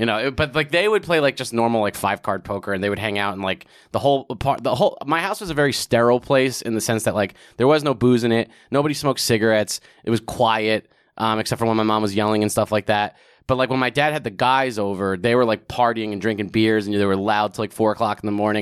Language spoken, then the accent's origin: English; Old Bridge, New Jersey, United States; moved away as an adult; also born or lived in California / Queens (parents); now in New York, United States; I grew up in a town called Old Bridge, New Jersey, which is, like, right in the middle of the state